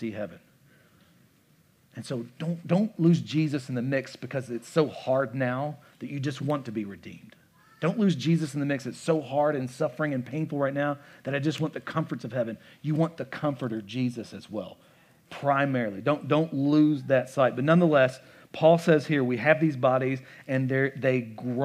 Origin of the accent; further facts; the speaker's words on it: United States; I am a thoroughly American